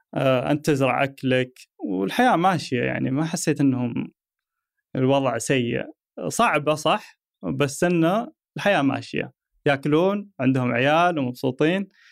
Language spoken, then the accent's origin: Arabic; Saudi Arabia; عندنا في السعوديه